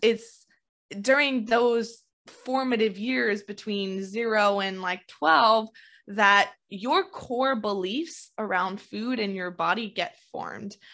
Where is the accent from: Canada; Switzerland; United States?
Canada; I'm Canadian